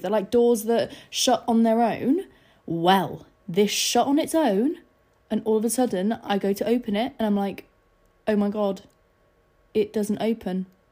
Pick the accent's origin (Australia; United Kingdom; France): United Kingdom; Scarborough, Yorkshire and the Humber; moved away as an adult; I didn't have a massive friendship group in Scarborough. Like, I didn't really know many people in my hometown